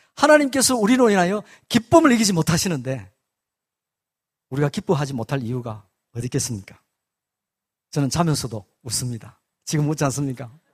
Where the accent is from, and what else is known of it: South Korea